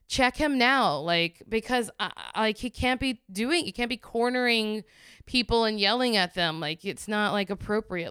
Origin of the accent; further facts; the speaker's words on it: the South, United States; I'm, I'm from the South and I'm from a red state.